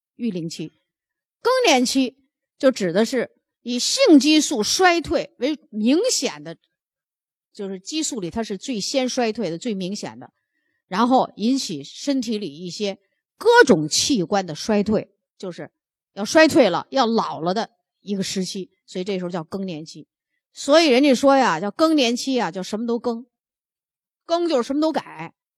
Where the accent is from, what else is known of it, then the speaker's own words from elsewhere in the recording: China; 我们中国人